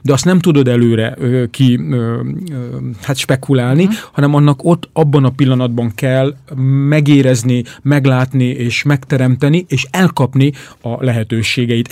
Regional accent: Hungary; magyarként ott vagyunk

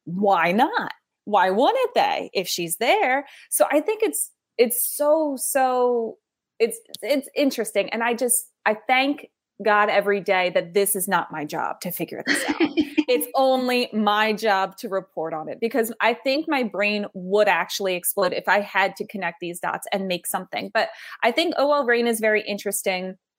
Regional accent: United States; us as American sports fans

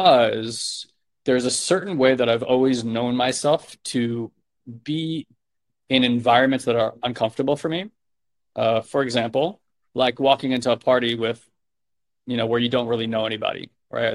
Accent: New York, United States; I'm a New Yorker

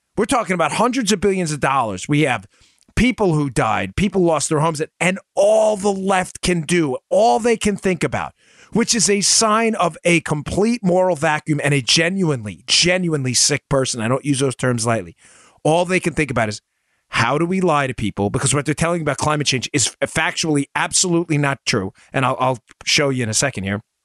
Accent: Northeast, United States; moved away; also born or lived in Maryland; I grew up in the Northeast. I live in the South now

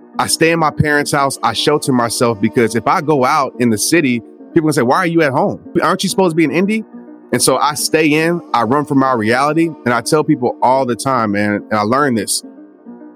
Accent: Kenner, Louisiana, United States; So I grew up in Kenner, Louisiana, pretty much New Orleans area

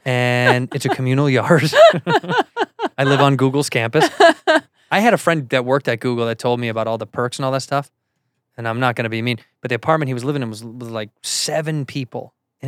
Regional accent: Chicago, Illinois, United States; now in Los Angeles, United States; No, I'm from Chicago.

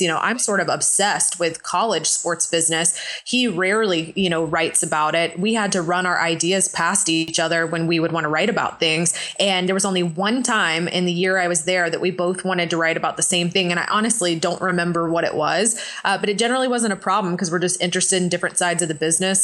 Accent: Atlanta, Georgia, United States; moved away as an adult; I grew up in Atlanta

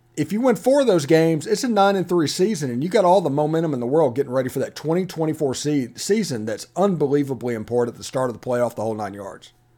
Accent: Simpson County, Mississippi, United States; I'm from Simpson County, Mississippi

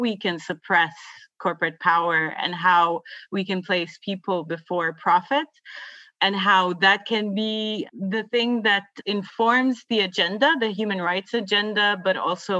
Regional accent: Palestine; now in Dublin, Ireland; I'm from Palestine, but I am currently based in Dublin. Growing up in Palestine

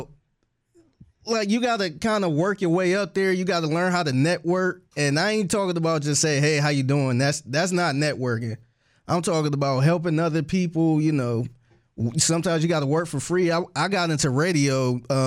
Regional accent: Cleveland, Ohio, United States; I'm originally from Cleveland, Ohio

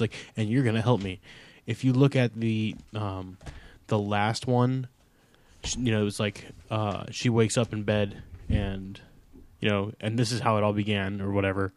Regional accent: United States; I grew up about eh, an hour east of Chicago

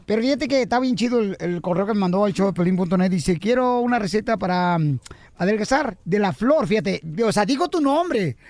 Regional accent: Ocotlán, Jalisco, Mexico; now in United States; yo soy de Ocotlán, Jalisco, la ciudad más bonita del planeta

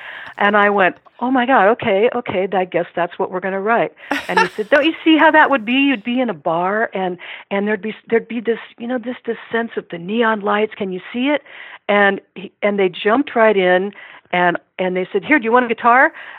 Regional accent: Iowa City, Iowa, United States; unless I have a lot of contacts in the music industry in my hometown of Iowa City, I need to move to Nashville

